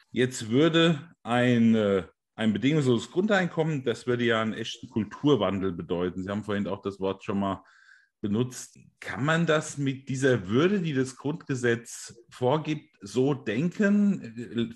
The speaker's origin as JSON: {"language": "German", "region": "Hesse", "country": "Germany", "said": "Bei uns in Hessen sagt man Gude"}